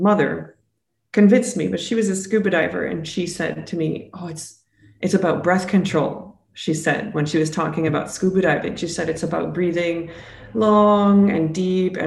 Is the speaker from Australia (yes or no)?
no; Alberta, Canada; moved away as an adult; I'm originally from Alberta, Canada